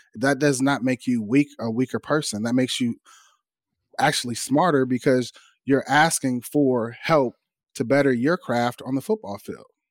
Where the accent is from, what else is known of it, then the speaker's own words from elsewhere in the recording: California, United States; moved away as an adult; I'm from California